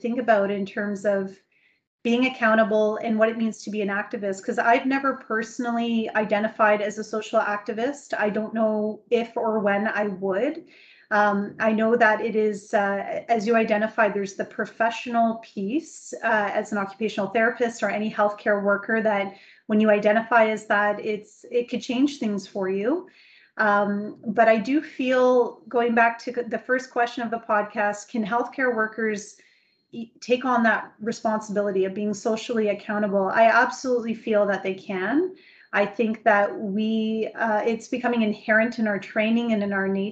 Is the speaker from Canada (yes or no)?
yes; Canada; speaking as a Canadian